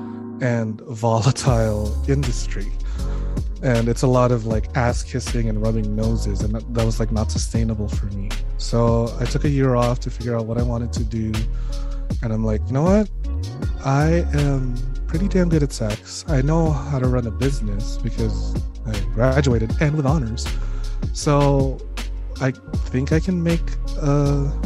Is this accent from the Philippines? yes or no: yes; Philippines; moved away; my home country, the Philippines